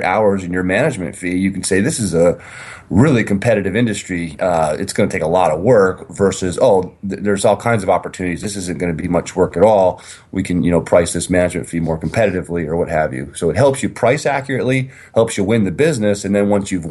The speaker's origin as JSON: {"language": "English", "region": "Vermont", "country": "United States", "tie": "born or raised there", "said": "I grew up in Vermont"}